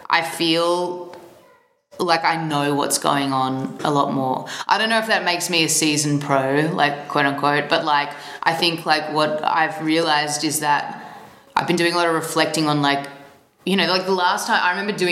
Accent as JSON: {"language": "English", "town": "Melbourne", "region": "Victoria", "country": "Australia", "said": "Mm-hmm. I'm from Melbourne, Australia."}